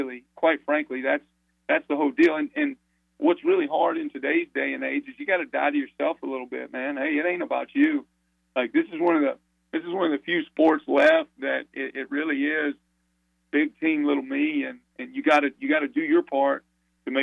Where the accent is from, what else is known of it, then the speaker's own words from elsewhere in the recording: Sevierville, Tennessee, United States; I grew up in Sevierville, Tennessee